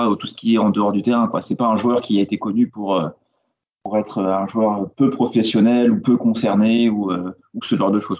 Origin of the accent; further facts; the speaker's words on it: France; je suis français